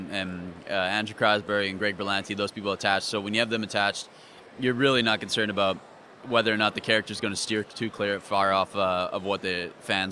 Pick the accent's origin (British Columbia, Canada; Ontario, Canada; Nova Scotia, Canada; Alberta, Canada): British Columbia, Canada; Vancouver; I'm actually Canadian. I'm Vancouver, Canada